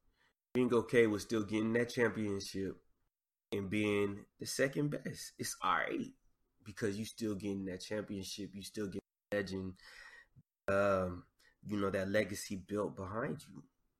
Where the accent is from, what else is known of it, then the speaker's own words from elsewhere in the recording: the South, United States; I love Southern artists. I grew up in the South. It's just a part of my culture.